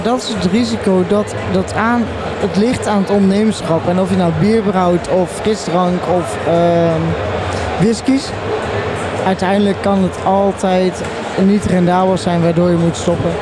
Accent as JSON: {"language": "Dutch", "town": "Tilburg", "region": "North Brabant", "country": "Netherlands", "said": "ik ben namelijk een Tilburger"}